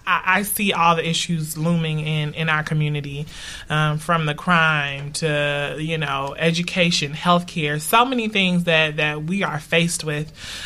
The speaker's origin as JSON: {"language": "English", "town": "Newark", "region": "New Jersey", "country": "United States", "tie": "born or raised there", "said": "neither does my home, Newark, mm-hmm. my hometown."}